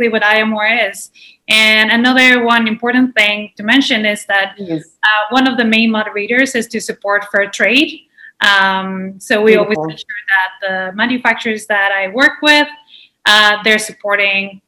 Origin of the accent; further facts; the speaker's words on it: Mexico City, Mexico; moved away; I'm originally from Mexico City. Yes. I grew up in one of the largest cities in the world